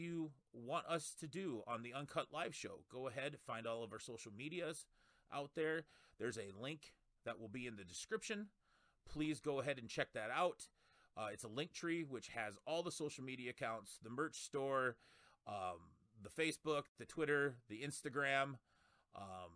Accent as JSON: {"language": "English", "region": "South Dakota", "country": "United States", "said": "I'm from South Dakota."}